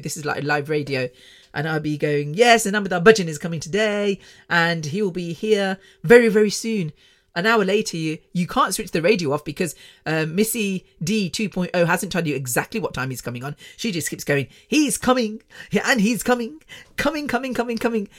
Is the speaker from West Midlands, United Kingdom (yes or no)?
yes; Coventry, West Midlands, United Kingdom; moved away as an adult; also born or lived in London; I was born, born and bred in Coventry.